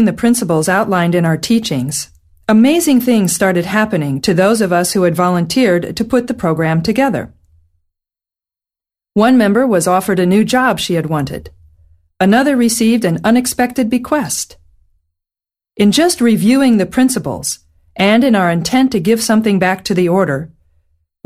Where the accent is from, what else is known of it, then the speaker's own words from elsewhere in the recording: St. Louis, Missouri, United States; my hometown of St. Louis, Missouri, in the Midwestern United States